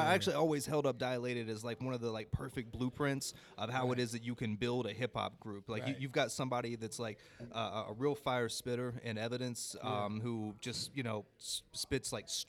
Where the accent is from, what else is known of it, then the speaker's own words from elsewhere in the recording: Chattanooga, Tennessee, United States; So I grew up in Chattanooga, and there was a college station there for Chattanooga State.